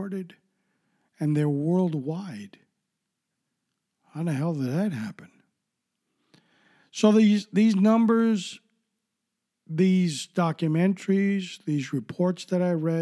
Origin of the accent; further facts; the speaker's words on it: New York City, New York, United States; I grew up in New York City